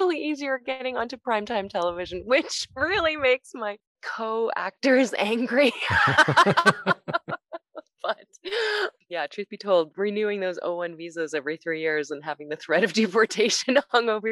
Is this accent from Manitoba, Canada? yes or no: no; Toronto, Ontario, Canada; English is a second language; moved away as an adult; now in Los Angeles, United States; when I first moved to Canada and I didn't speak English